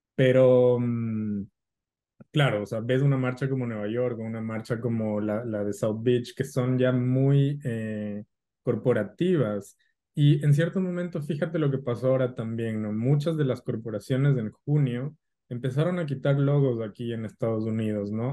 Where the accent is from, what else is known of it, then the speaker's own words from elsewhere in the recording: Ecuador; mi país